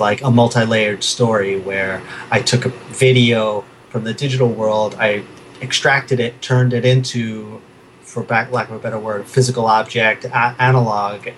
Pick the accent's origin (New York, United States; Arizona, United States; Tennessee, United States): New York, United States; New York City; also born or lived in Brooklyn / Manhattan; I was born in Brooklyn. Uh, I grew up mostly in Queens